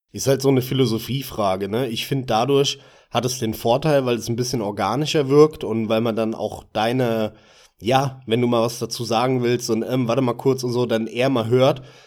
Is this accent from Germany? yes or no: yes; Hesse, Germany; moved away as an adult; also born or lived in Munich; bin ich aber wieder zurück in die Heimat, bin aus München weggezogen, bin dann halt wieder hier zurück in Hessen. Man hört das ja leicht an, an meiner Stimme